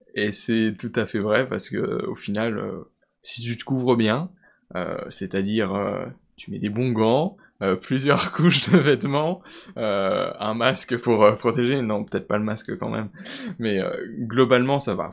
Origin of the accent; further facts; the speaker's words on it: Vosges, Grand Est, France; je viens des Vosges, je suis originaire des Vosges